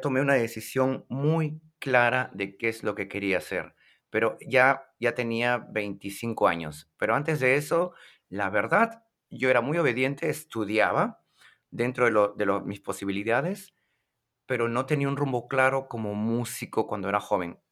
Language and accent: Spanish; Lima, Peru; en mi ciudad de Lima